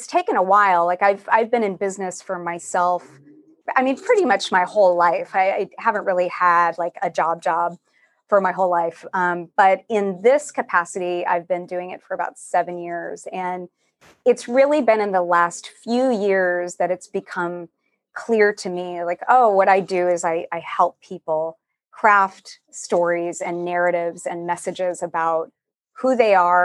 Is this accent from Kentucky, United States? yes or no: no; Texas, United States; now in San Francisco, United States; I'm from Texas originally.